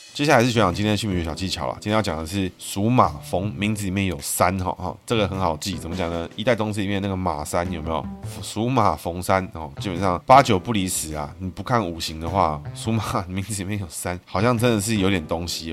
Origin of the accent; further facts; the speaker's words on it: Taiwan; 我们台湾人